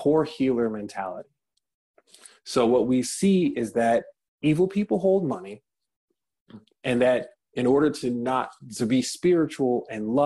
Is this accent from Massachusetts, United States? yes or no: no; Detroit, Michigan, United States; in my hometown of Detroit, Michigan